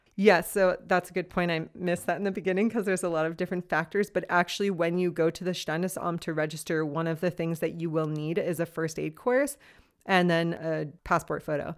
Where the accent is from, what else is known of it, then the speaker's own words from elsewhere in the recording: Los Angeles, California, United States; moved away as an adult; now in Freiburg, Germany; I am originally from Los Angeles, California. I've been living in Freiburg, Germany now for about two and a half to three years